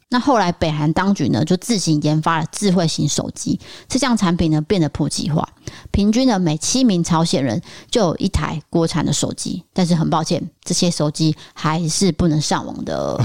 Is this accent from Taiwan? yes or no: yes; Taiwan; 我们现在台湾已经不会这样啊